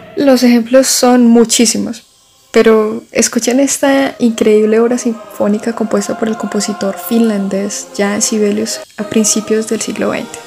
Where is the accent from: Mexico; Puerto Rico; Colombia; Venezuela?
Colombia